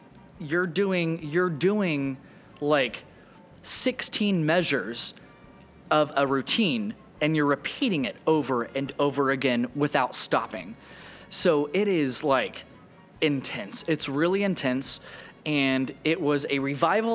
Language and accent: English; Oklahoma, United States; moved away; I'm from Oklahoma. I was born in the middle of nowhere, and I, like, my grandparents had a farm. Like, when I tell you I'm a country kid, I'm a country kid.